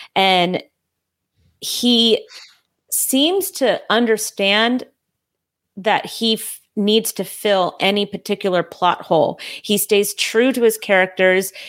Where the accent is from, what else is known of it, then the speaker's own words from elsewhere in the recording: California, United States; now in North Carolina, United States; I'm from California